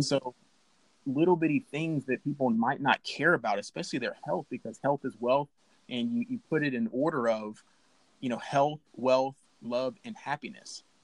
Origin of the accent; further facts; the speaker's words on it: Alabama, United States; I'm from Alabama